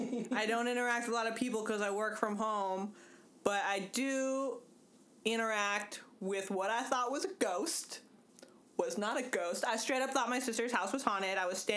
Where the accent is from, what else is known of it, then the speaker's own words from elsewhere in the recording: California, United States; I am from the West Coast.